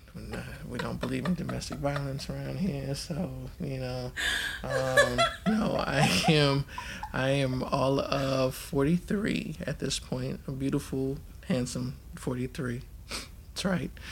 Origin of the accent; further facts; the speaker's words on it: California, United States; moved away; also born or lived in Baton Rouge, Louisiana / Arizona; California for me is home because that's that's where I grew up.